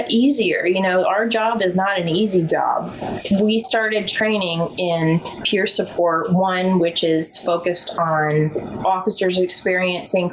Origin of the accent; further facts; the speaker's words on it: Bozeman, Montana, United States; now in Culpeper, United States; I grew up in Bozeman, Montana.